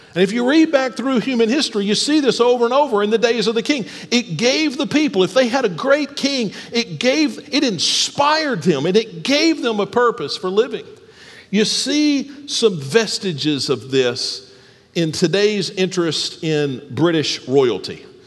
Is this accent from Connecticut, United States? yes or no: no; Alabama, United States; also born or lived in Ohio; now in Texas, United States; I grew up in Alabama